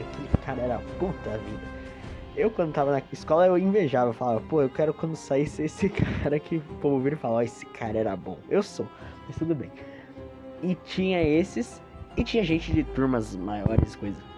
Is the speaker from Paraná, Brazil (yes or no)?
no; São Paulo, Brazil; minha faculdade é em São Bernardo, era, e eu sou de São Paulo.